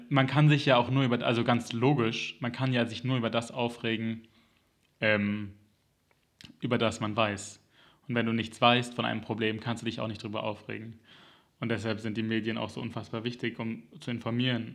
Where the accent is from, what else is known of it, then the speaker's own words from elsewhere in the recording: Germany; als Kind in Deutschland